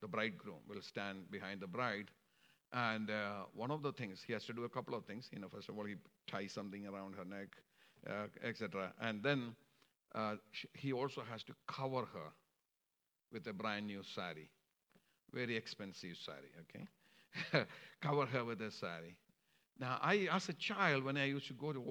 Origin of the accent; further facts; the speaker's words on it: Kerala, India; moved away; I'm from India, and we are called the Syrian Christians in India.